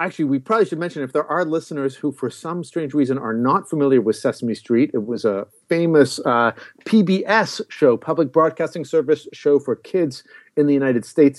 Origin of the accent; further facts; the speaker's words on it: Canada; I'm Canadian